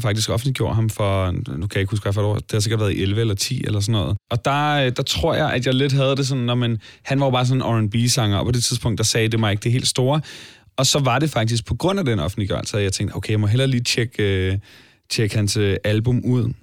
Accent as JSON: {"language": "Danish", "town": "Allinge", "region": "Capital Region of Denmark", "country": "Denmark", "tie": "born or raised there", "said": "uanset om vi er vokset op i Toronto eller Allinge, som jeg er"}